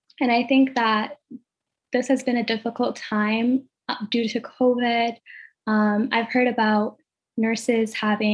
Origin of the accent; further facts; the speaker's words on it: Ethiopia; now in United States; growing up in Ethiopia